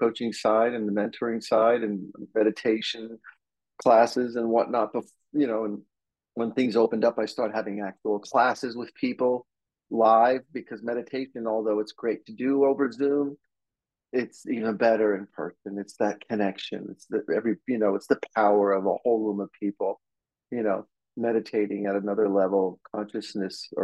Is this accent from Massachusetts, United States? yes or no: no; New Jersey, United States; now in Los Angeles, United States; I grew up on the East Coast of the United States in New Jersey, I've been out here since the 80s